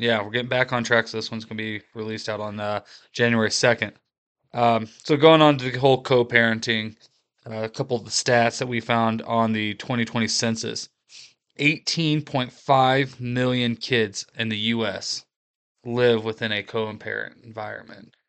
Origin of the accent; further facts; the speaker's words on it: Appalachia, United States; Appalachian American